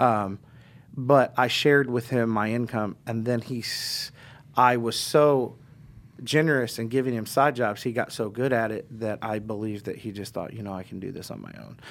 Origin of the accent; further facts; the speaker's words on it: Indianapolis, Indiana, United States; also born or lived in Florida; I was born in Indianapolis and I was raised in Indianapolis